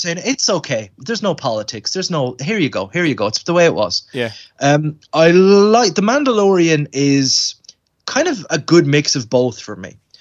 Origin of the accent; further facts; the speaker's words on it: Ireland; I'm Irish